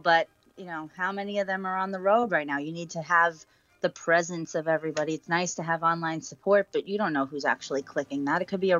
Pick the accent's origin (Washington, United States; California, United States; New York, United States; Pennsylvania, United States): Pennsylvania, United States; Scranton; also born or lived in Nazareth, Pennsylvania; That one truck came out of my home state of Scranton, Pennsylvania.